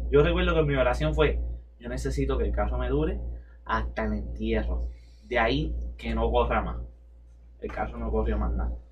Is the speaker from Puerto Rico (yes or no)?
yes; Puerto Rico; yo bajé de Mayagüez a mi pueblo que es en el norte. Norte, porque no quiero dar mucha especificación, pero es en el norte.